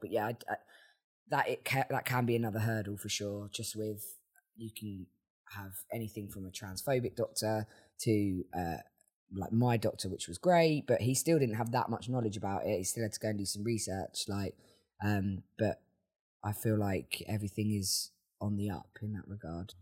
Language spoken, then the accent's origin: English; Worthing, South East England, United Kingdom; now in Brighton, United Kingdom; I am a songwriter from Worthing